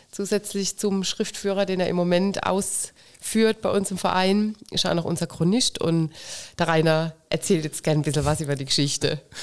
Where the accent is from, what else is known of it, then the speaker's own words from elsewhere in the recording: Waghäusel, Baden-Württemberg, Germany; bei uns in Kirlach